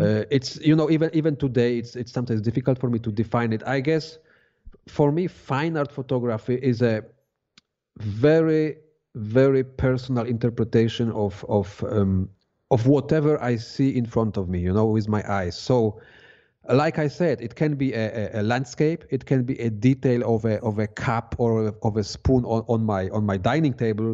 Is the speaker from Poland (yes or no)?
yes; Poland; moved away as an adult; now in Switzerland; I come from Poland